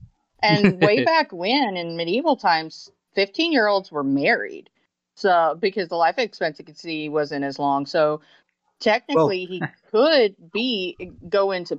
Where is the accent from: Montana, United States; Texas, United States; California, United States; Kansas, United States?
California, United States; Anaheim; I have been going to Disneyland since I was little, because I'm from Anaheim.